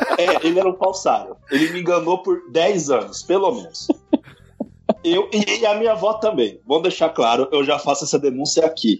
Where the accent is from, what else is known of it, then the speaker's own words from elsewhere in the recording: Leandro Ferreira, Minas Gerais, Brazil; also born or lived in Pitangui; eu nasci em Pitangui, mas eu fui criado em Leandro Ferreira